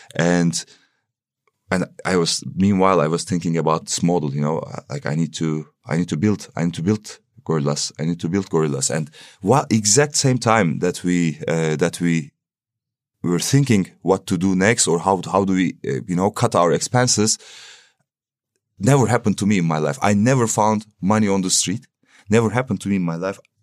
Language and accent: English; Istanbul, Turkey; moved away as an adult; now in Berlin, Germany; I'm coming from Turkey, Istanbul